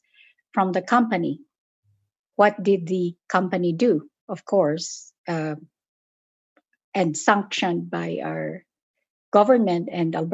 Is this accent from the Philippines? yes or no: yes; Philippines; moved away as an adult; now in Calgary, Canada